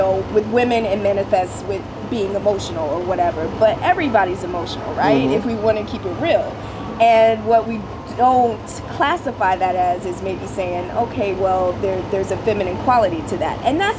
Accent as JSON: {"language": "English", "region": "the South", "country": "United States", "tie": "born or raised there", "said": "growing up in the South, it was kind of like, all right, the men take care of everything outside of the house"}